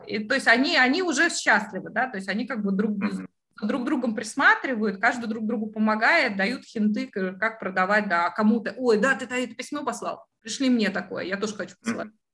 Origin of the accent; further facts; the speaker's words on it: Latvia; now in United Kingdom; я же вы, выросла в Европе